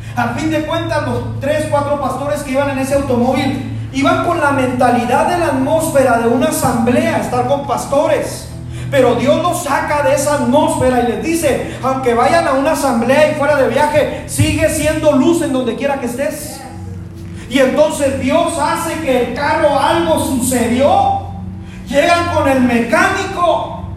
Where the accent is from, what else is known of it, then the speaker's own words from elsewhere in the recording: Mexico; also born or lived in Chihuahua; nuestra cultura dice que pues somos mexicanos